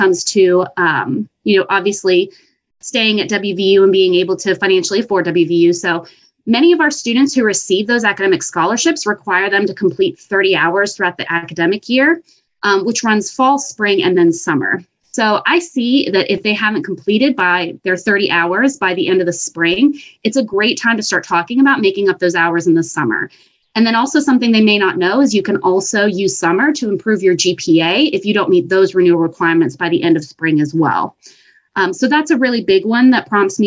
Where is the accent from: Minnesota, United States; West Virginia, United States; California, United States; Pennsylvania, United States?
West Virginia, United States; Bridgeport; I am a West Virginia native. I'm actually from Bridgeport, West Virginia